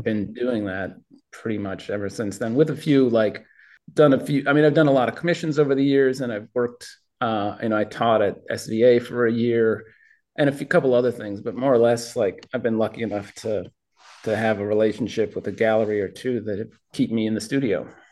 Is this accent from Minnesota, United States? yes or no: yes; Minneapolis, Minnesota, United States; born or raised there